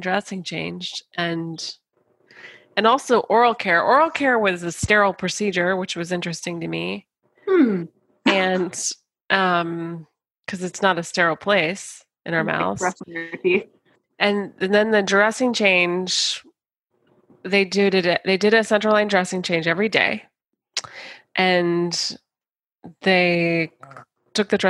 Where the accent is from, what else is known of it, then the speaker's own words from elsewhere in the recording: United States; as an American